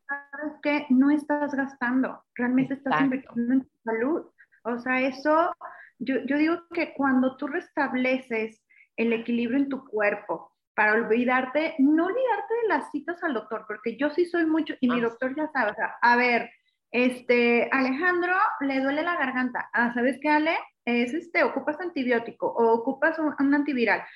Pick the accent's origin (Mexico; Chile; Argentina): Mexico; como mexicano